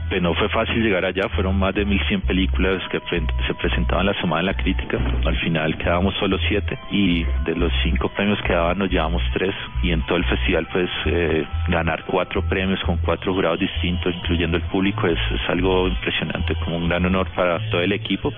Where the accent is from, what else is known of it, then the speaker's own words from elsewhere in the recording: Cali, Valle del Cauca, Colombia; moved away as an adult; Yo me fui de Cali hace tres años, eh, yo adoro mi ciudad, mi departamento